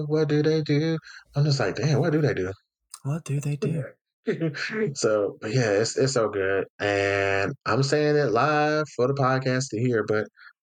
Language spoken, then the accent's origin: English; the South, United States; I'm from the South